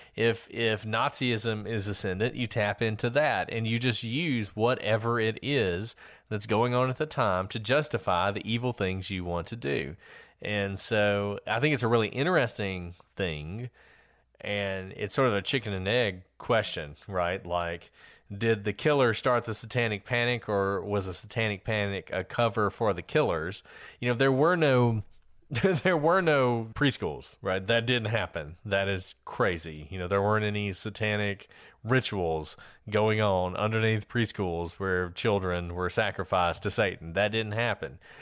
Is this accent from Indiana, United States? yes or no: no; Alabama, United States; I'm from Alabama, Bible Belt, Alabama